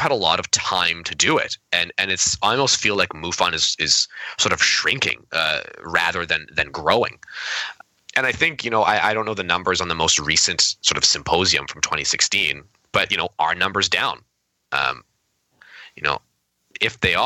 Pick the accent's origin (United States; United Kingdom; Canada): Canada; I'm Canadian